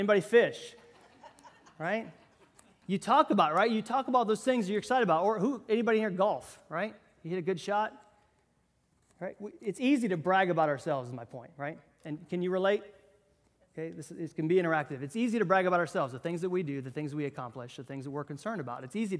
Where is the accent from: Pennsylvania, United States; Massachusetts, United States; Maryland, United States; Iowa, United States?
Iowa, United States; now in Bainbridge, United States; I'm originally from Iowa, if you knew, and that's where we moved from. And I wouldn't have found Bainbridge, Georgia